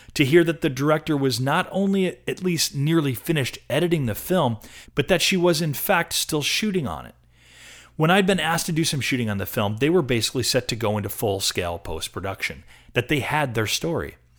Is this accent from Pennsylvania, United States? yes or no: no; Rochester, New York, United States; now in Portland, United States; I'm from Rochester, New York, on the East Coast.